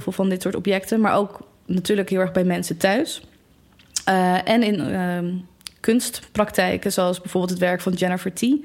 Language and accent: Dutch; Delft, South Holland, Netherlands; ik kom uit Delft